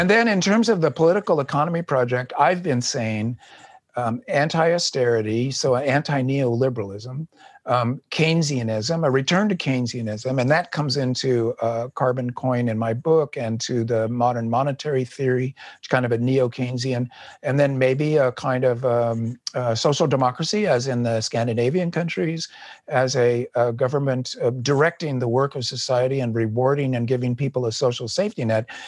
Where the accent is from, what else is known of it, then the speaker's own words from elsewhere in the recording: United States; as an American